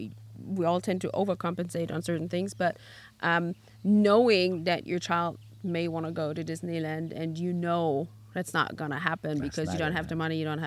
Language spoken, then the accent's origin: English; East Germany, Germany; when I grew up in East Germany